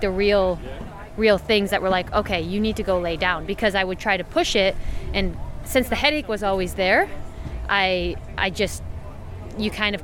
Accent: United States; being an American

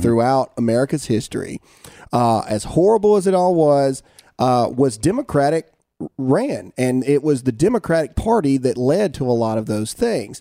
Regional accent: United States; as an American

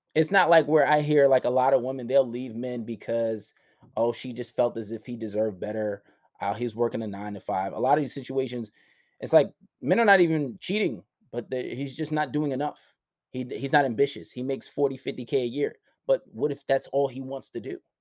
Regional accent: New York City, New York, United States; I grew up in Far Rockaway

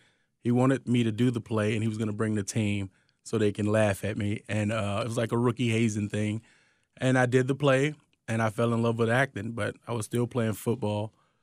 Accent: Chicago, Illinois, United States; It's work, hard work, like work for what you want kind of thing. I think that's the Chicago attitude.

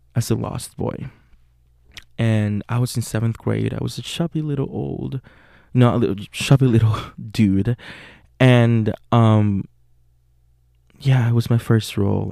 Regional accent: Puerto Rico; English is a second language; moved away as an adult; now in Pittsburgh, United States; I'm from Puerto Rico. Uh, it's a little Caribbean island. I was born and raised there.

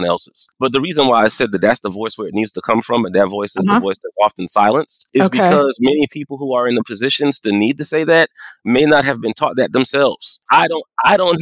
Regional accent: Moncks Corner, South Carolina, United States; moved away; also born or lived in Arkansas; I was raised right outside of Charleston, South Carolina, a small town called Monk's Corner.

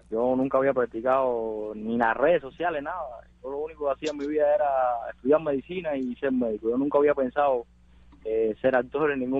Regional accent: Colón, Matanzas, Cuba; de Colón Matanza que nos apoya y casi todos los amigos míos la Ajá.

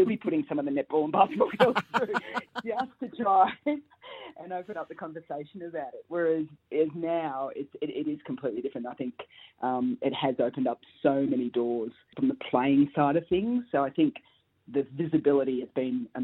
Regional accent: Rutherglen, Victoria, Australia; also born or lived in Melbourne, Australia; I came from Rutherglen.

